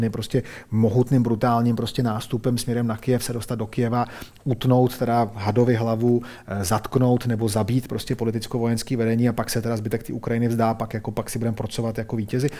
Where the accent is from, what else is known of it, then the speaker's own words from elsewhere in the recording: Czechia; my jsme Češi